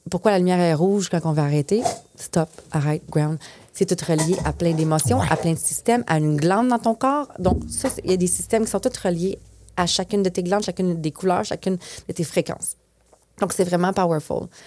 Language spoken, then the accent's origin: French; Quebec, Canada; first language French; moved away as an adult; Mais je suis québécoise quand même